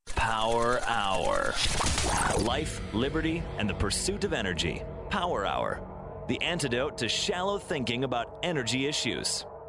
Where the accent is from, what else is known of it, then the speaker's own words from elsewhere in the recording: Quebec, Canada; I'm from Quebec